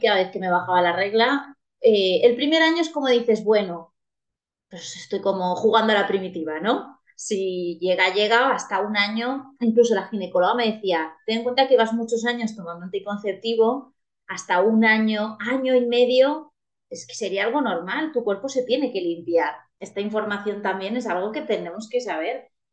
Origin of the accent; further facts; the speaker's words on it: Valencian Community, Spain; soy una chica valenciana, muy valenciana.